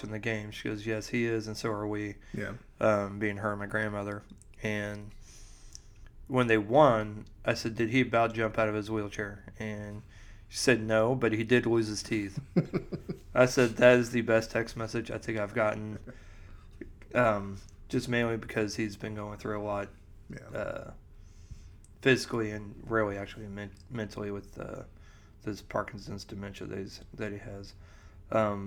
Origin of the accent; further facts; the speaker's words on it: Missouri, United States; moved away; growing up in Missouri